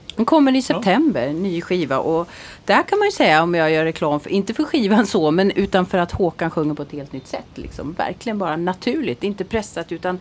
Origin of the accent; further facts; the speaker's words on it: Växjö, Kronoberg County, Sweden; Växjö där jag är ifrån